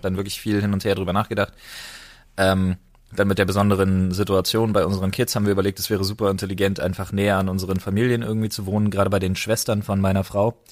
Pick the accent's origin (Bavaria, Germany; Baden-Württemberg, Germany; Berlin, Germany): Berlin, Germany; now in Brandenburg, Germany; ich bin äh, gebürtiger Berliner und geboren im vielleicht nicht ganz so wunderschönen Stadtteil Lichtenberg